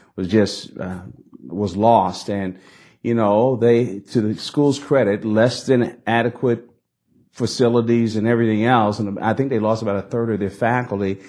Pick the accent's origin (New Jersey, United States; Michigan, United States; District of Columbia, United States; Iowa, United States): New Jersey, United States; Newark; We grew up in Newark, New Jersey in a multi-ethnic working class community